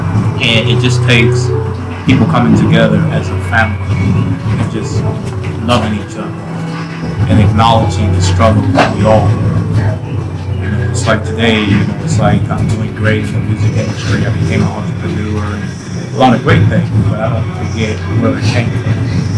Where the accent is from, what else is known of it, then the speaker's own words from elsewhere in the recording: Boston, Massachusetts, United States; Okay, so I grew up in the projects, which is Columbia Point Projects, and I have a family.